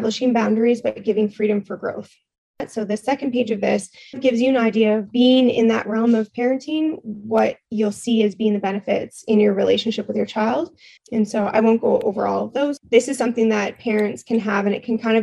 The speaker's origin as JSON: {"language": "English", "region": "Ontario", "country": "Canada", "moved": "as an adult", "lives_now": "Nova Scotia, Canada", "said": "I am out in Nova Scotia right now, but I'm originally from Ontario"}